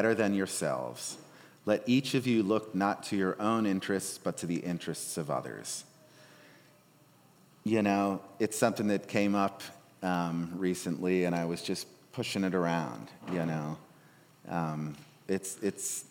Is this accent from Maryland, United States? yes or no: no; Darien, Connecticut, United States; I'm from Darien, Connecticut, affluent Connecticutville